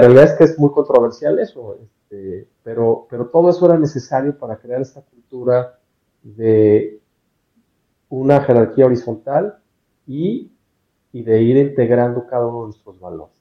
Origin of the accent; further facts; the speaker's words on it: Mexico; soy mexicano